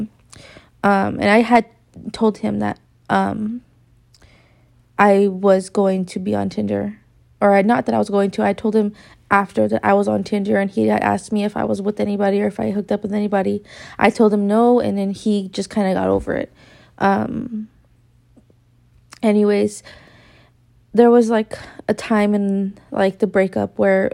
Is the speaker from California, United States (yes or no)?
yes; Victorville, California, United States; I come from Victorville